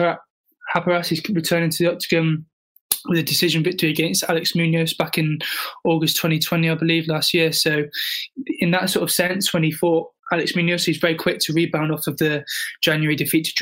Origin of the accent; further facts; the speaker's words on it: United Kingdom; I'm British